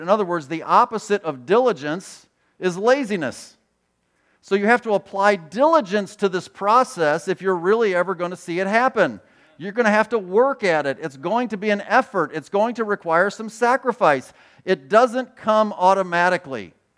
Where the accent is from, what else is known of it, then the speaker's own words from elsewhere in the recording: Chicago, Illinois, United States; I grew up in Chicago